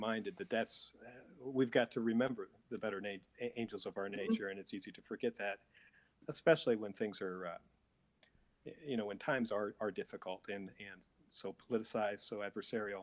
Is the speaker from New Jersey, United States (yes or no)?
no; Warren County, Ohio, United States; moved away as an adult; also born or lived in Illinois / St. Louis, Missouri; I grew up in Warren County, Ohio